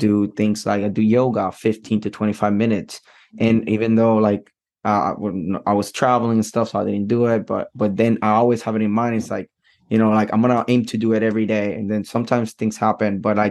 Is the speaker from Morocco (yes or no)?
no; Puerto Rico; moved away; I'm from Puerto Rico